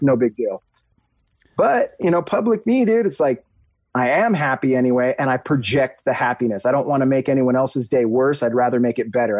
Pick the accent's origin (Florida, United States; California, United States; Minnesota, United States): California, United States; Huntington Beach; I grew up in Huntington Beach, near the beach.